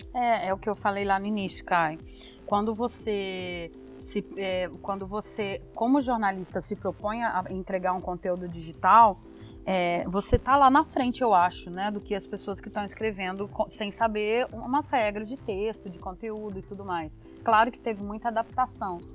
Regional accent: Belo Horizonte, Minas Gerais, Brazil; moved away as an adult; now in São Paulo, Brazil; Eu sou de BH também, né? Formei na UniBH

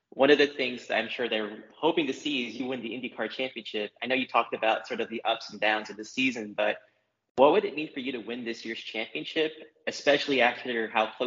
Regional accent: Philippines; I have a Spanish background, I'm Filipino.

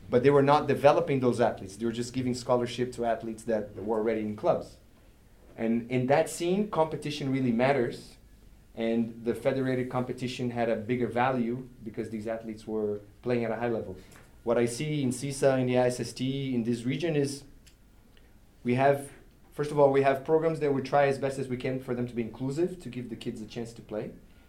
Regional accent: Brazil; I grew up in Brazil and I had a similar experience. We have the same thing there with the federados and non-federados.

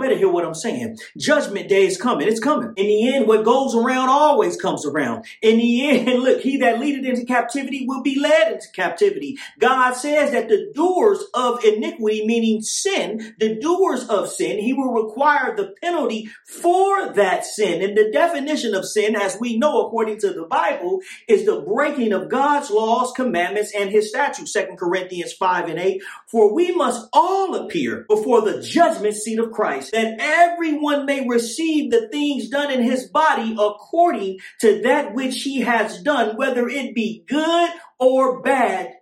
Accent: Oakland, California, United States; also born or lived in Tracy; when I was growing up in East Oakland

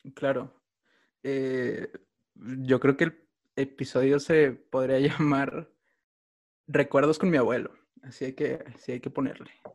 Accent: Mexico City, Mexico; soy de México, eh, de Tláhuac

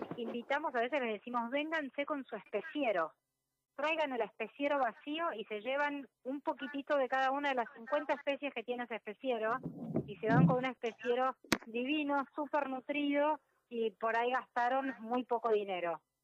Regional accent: Argentina; soy una emprendedora argentina

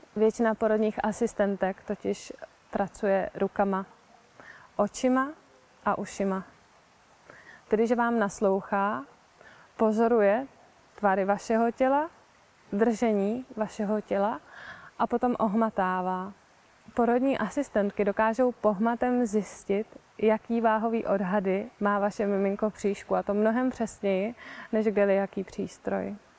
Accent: Prague, Czechia; já třeba konkrétně pocházím z Prahy

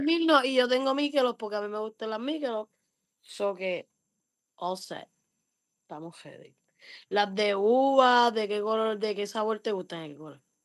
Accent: Puerto Rico; Yo a lo más que voy a Ponce a casa de mi abuela Valle Alto y yo soy de Guanadía

